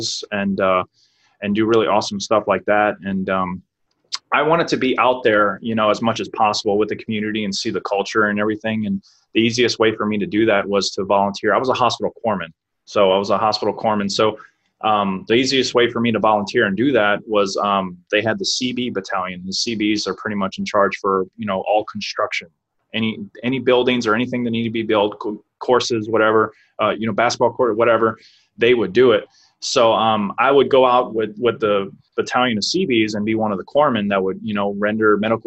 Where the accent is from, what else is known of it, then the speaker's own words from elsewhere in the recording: New Orleans, Louisiana, United States; moved away as an adult; now in San Diego, United States; I'm from New Orleans, Louisiana.